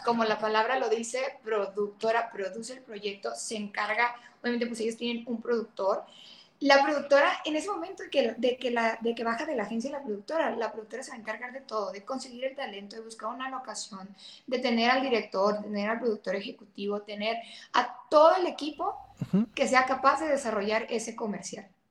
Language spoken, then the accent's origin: Spanish; Mexico; yo también soy mexicana